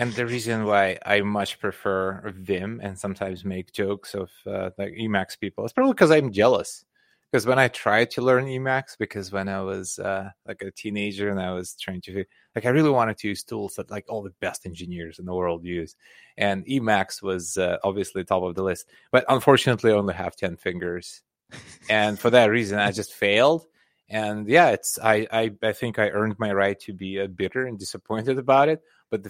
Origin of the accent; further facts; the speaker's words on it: Belarus; English is a second language; also born or lived in Soviet Union; So I grew up in Soviet Union. So okay. It was a completely different country. It was much bigger, and Russia was just one of 15 different republics within that country. But in Soviet Union, I was born in Belarus, which is now a separate country.